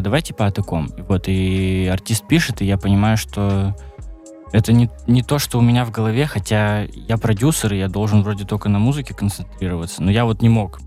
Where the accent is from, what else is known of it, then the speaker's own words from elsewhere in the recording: Arkhangelsk, Arkhangelsk Oblast, Russia; now in Saint Petersburg, Russia; когда я переезжал из Архангельска, из родного города, из своего